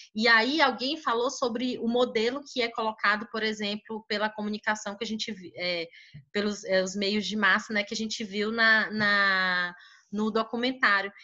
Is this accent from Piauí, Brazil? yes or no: yes; Teresina, Piauí, Brazil; eu sou do Piauí, Teresina Piauí